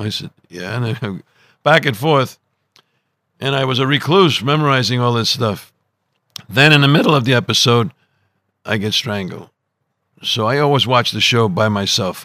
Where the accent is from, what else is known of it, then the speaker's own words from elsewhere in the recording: Providence, Rhode Island, United States; I was growing up in Providence, Rhode Island, and in this Italian section called Federal Hill